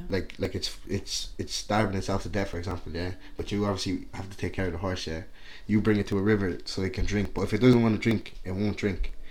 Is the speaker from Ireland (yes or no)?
yes; Carlow, County Carlow, Ireland; also born or lived in Angola; I, I grew up in Carlow, obviously. That's just like small town Ireland